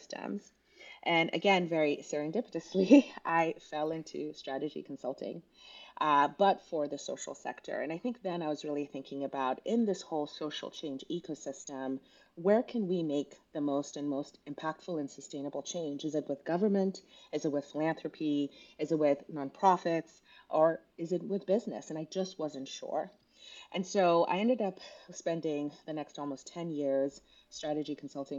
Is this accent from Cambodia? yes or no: no; Kenya; also born or lived in Southern California; now in United States; I was actually born and raised in Kenya in East Africa